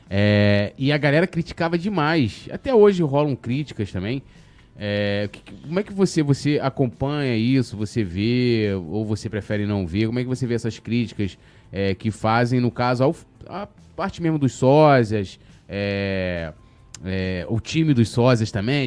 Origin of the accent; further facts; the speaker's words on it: São Gonçalo, Rio de Janeiro, Brazil; eu vim de São Gonçalo